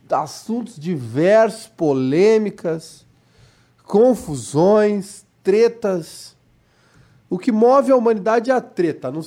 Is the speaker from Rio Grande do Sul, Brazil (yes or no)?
yes; Cachoeirinha, Rio Grande do Sul, Brazil; É porque eu sou de Cachoeirinha, né? Tu sabe que Gravataí e Cachoeirinha é tipo Brasil e Argentina.